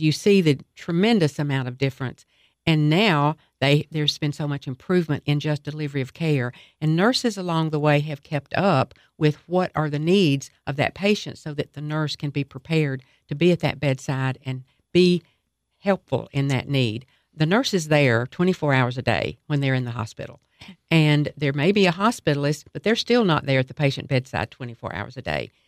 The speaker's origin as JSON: {"language": "English", "town": "Cookeville", "region": "Tennessee", "country": "United States", "tie": "born or raised there", "said": "I was raised in Tennessee and in Cookville, particularly middle school, high school"}